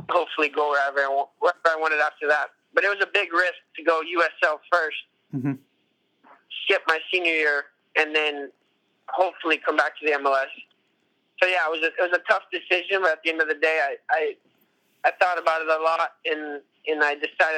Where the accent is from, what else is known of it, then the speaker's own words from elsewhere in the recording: El Paso, Texas, United States; also born or lived in Orlando; now in Atlanta, United States; growing up in El Paso